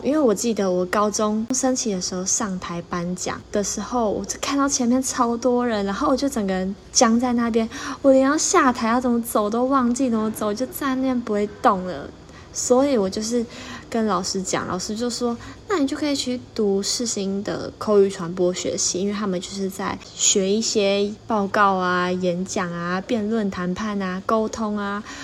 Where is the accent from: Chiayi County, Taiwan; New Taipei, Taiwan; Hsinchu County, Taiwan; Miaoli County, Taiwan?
Miaoli County, Taiwan; Miaoli; moved away as an adult; now in Taipei, Taiwan; 因为以前在苗栗，我的家乡